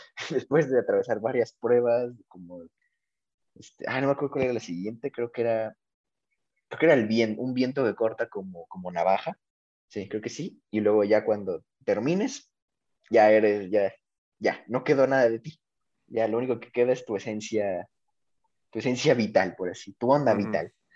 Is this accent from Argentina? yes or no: no; Mexico; nosotros como, como, tanto mexicanos como latinoamericanos